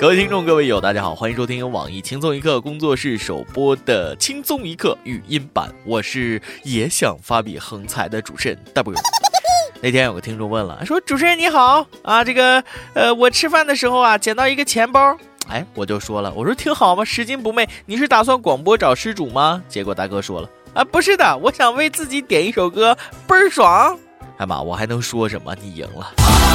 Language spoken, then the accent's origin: Chinese; China; 我们大陆人